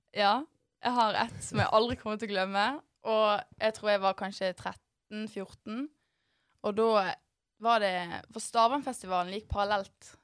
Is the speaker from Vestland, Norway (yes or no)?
yes; Bergen, Vestland, Norway; i Arna, der jeg kommer fra.